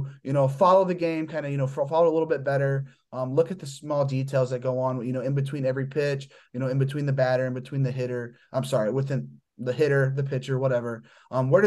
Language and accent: English; Indiana, United States; I'm from Indiana, so I don't live too close to the city of Chicago.